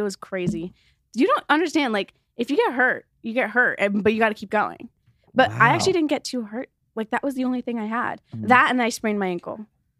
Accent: Los Angeles, California, United States; Yeah, I grew up in Echo Park.

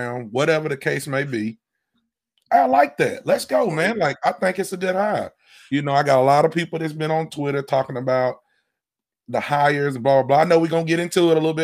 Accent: Alabama, United States; I'm from Alabama, so I'm used to some redneck podunk shit

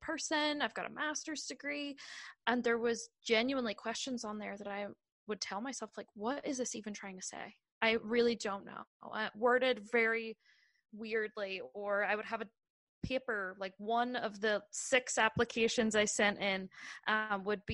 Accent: Ireland; moved away as an adult; now in United States; I'm from Ireland

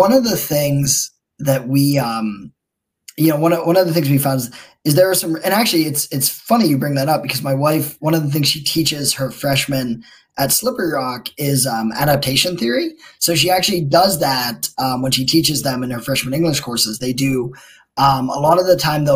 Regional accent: outside of Pittsburgh, Pennsylvania, United States; moved away as an adult; now in Erie, United States; I grew up outside of Pittsburgh

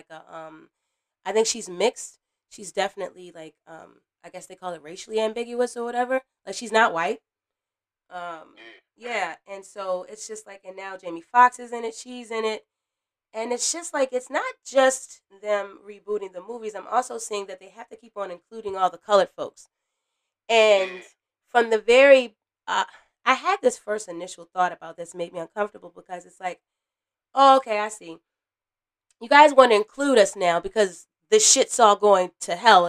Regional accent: United States; I'm from America

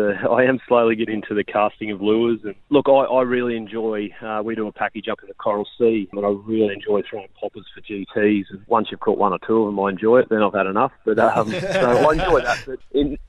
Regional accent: Gladstone, Queensland, Australia; my hometown of Gladstone, which is about 550 kilometres north of Brisbane

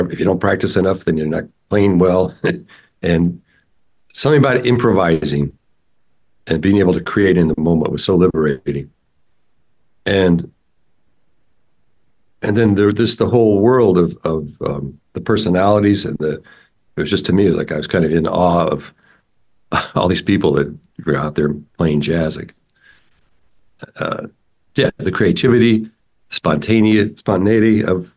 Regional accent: Santa Rosa, California, United States; I grew up in Santa Rosa, which is north of San Francisco

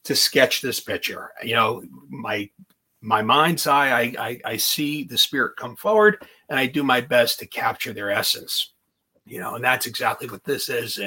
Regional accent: Lodi, New Jersey, United States; also born or lived in Morris County, New Jersey; I grew up in Lodi, and Garfield was right next to Lodi

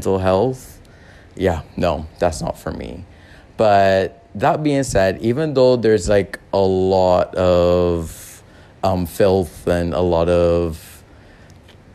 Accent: Barbados; moved away as an adult; also born or lived in Xiamen; now in Guangzhou, China; I am from Barbados

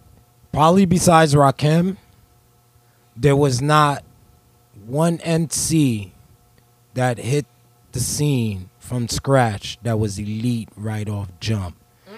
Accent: the Heights, New York, United States; I'm from the Heights.

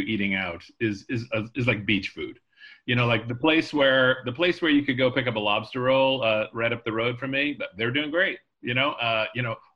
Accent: Charleston, South Carolina, United States; now in New Haven, United States; I grew up in Charleston, South Carolina

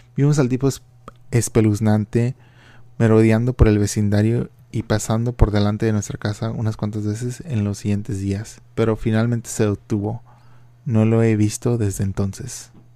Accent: Reynosa, Tamaulipas, Mexico; now in Philadelphia, United States; mi ciudad natal, ah, que es Reynosa, Tamaulipas, yo pienso que cuando yo estaba creciendo en los 90 era una ciudad relativamente muy segura

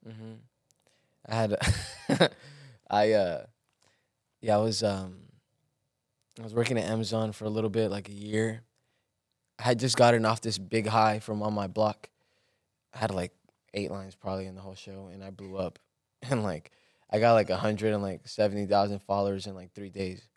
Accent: Los Angeles, California, United States; also born or lived in Guerrero, Mexico; growing up in Watts was, like, rough

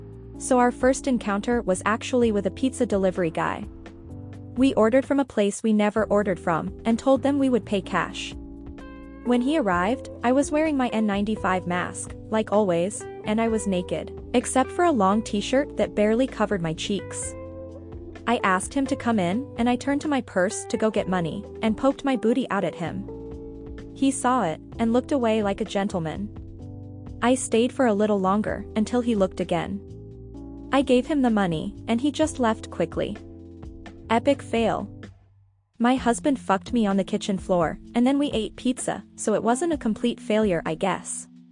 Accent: Northeast, United States; born there; now in South, United States; I'm Italian and Puerto Rican. I was born in the Northeast, and I'm living in the South

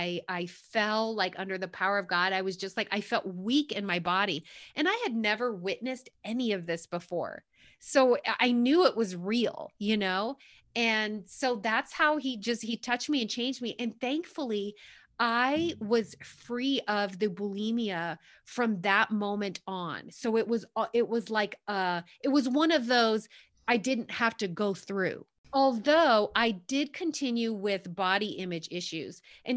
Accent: New York, United States; I'm from New York originally, so I kind of like that, tell it like it is, but just really real.

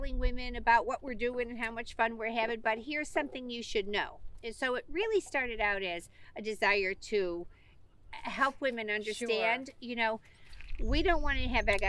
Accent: Midwest, United States; I grew up in the Midwest. My family's from Elkhart, Indiana.

